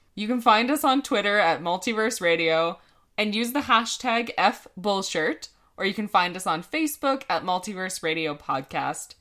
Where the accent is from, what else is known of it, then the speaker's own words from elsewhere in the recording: Canada; we are Canadian